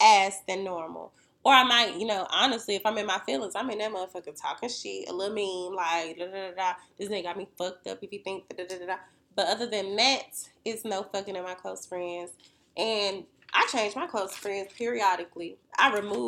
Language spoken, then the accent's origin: English; Winston-Salem, North Carolina, United States; We're from Winston-Salem, North Carolina